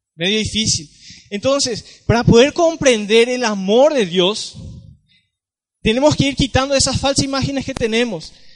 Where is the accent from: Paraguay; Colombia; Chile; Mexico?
Paraguay; San Juan Bautista, Misiones; Vengo de la ciudad de San Juan Bautista, Misiones, Paraguay